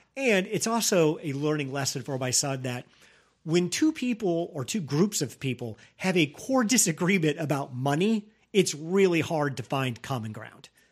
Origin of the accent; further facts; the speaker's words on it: United States; as an American